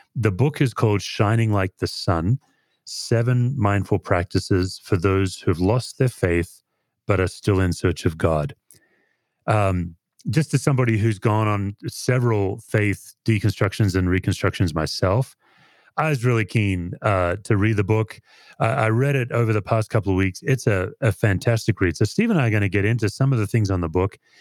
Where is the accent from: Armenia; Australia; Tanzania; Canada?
Australia; moved away as an adult; now in United States; growing up in Australia